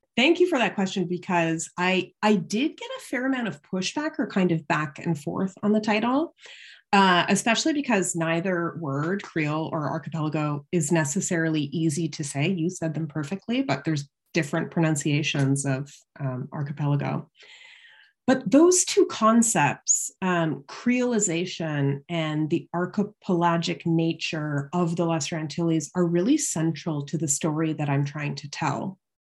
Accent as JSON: {"language": "English", "town": "London", "region": "Ontario", "country": "Canada", "tie": "born or raised there", "also_born_or_lived": "Toronto", "said": "I grew up in London, Ontario, uh, which is just across the border from Syracuse in Canada"}